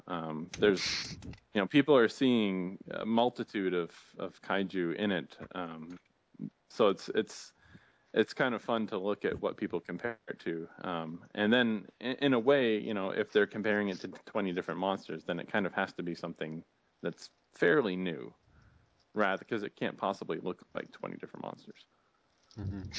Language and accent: English; near Boston, Massachusetts, United States; I grew up near Boston